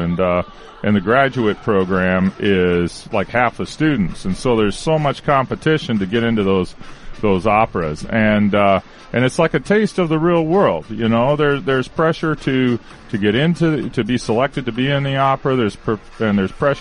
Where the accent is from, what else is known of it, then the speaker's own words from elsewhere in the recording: Washington, United States; moved away; also born or lived in Chicago; I grew up in Washington State